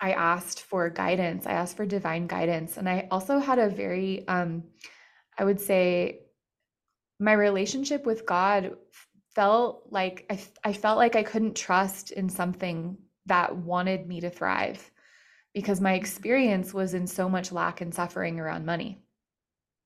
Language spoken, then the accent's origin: English; Colorado, United States; I'm from Colorado